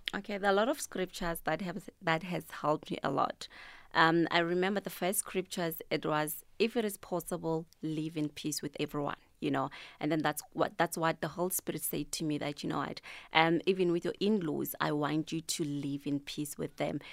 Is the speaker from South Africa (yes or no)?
yes; Tembisa, Gauteng, South Africa; I'm from Thembisa Kasilamakasi.